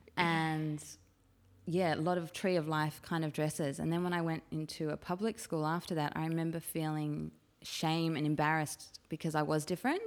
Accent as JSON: {"language": "English", "town": "Chatswood", "region": "New South Wales", "country": "Australia", "tie": "born or raised there", "said": "I grew up in Chatswood"}